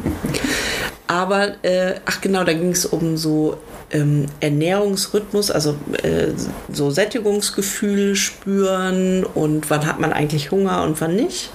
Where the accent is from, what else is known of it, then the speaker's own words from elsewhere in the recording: Lower Saxony, Germany; ich bin ja äh, in Niedersachsen zur Schule gegangen